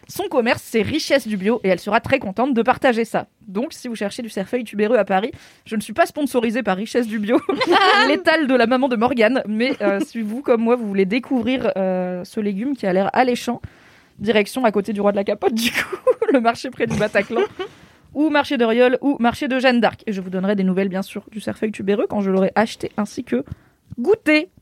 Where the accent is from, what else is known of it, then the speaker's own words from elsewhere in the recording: Morocco; Je suis marocaine